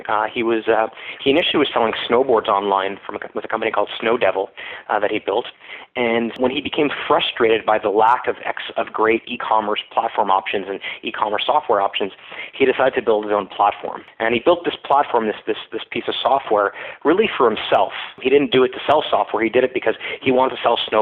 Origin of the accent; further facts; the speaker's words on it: Florida, United States; also born or lived in Montreal, Canada; now in Ottawa, Canada; I grew up in Florida, but I went to McGill for my undergrad